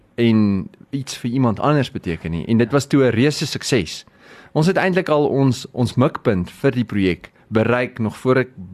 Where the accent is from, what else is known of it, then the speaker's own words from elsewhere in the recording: Free State, South Africa; moved away; My tuisdorp is daar